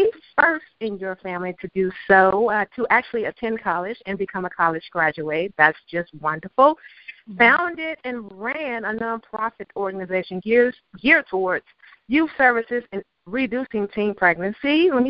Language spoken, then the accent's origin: English; the South, United States; moved away as an adult; now in New York City, United States; I don't regret growing up in the South.